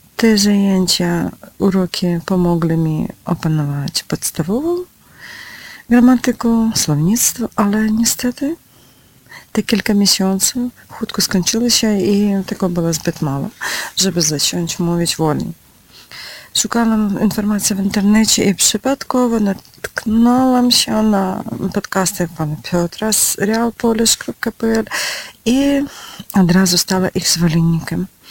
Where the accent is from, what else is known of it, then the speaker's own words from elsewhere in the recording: Ukraine; Polish is a second language; Jestem z Ukrainy